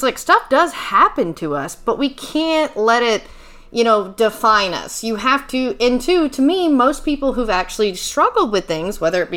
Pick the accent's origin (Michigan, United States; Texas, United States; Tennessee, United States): Texas, United States; moved away; I'm from Texas